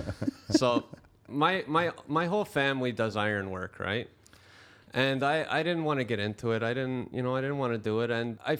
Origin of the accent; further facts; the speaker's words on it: Brampton, Ontario, Canada; I grew up in Brampton, right?